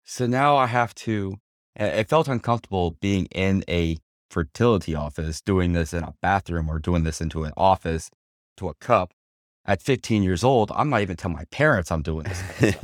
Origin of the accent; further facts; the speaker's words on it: Houma, Louisiana, United States; also born or lived in Sanford, Florida; now in Orlando, United States; Born and raised in South Louisiana, little town called Homa. It's about sixty miles south, southwest of New Orleans.